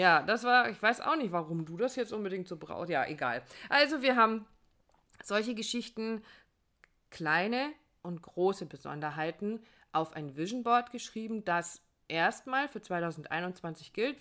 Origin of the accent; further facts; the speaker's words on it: Northern Germany, Germany; moved away; in meine Heimat fahren, dass wir wieder äh, ans Wasser fahren, in den Norden fahren